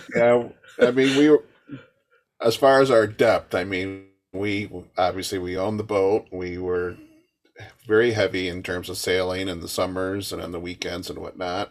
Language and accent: English; Michigan, United States; moved away